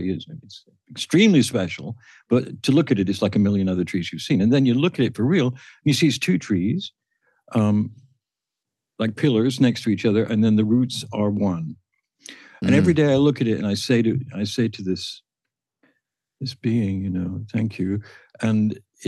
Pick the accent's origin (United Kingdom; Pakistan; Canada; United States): United Kingdom; the industrial part of England; moved away; Where I grew up in England, in the industrial part of England